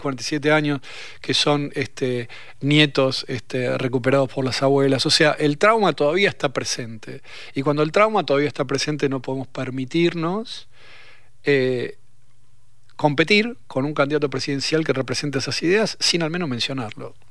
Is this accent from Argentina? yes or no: yes; Argentina; Estoy bastante cómodo siendo argentino